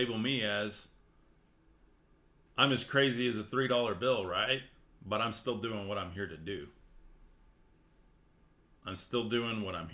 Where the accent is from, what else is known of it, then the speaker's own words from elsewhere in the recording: West Texas, United States; I'm from West Texas